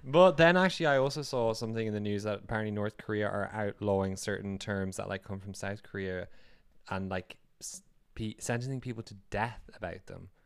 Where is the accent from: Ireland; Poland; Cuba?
Ireland; moved away as an adult; also born or lived in United Kingdom; now in Norway; Irish and also having come from working in the U K